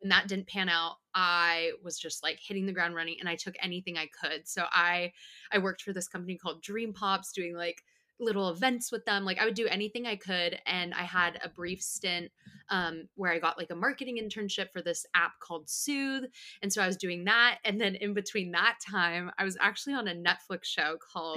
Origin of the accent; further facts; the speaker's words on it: Bakersfield, California, United States; moved away; I am from Bakersfield, California